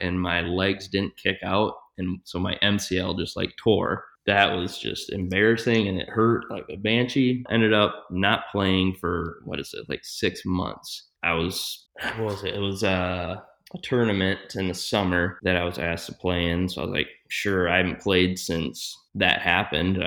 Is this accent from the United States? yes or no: yes; Grand Rapids, Michigan, United States; Growing up in Grand Rapids, born and raised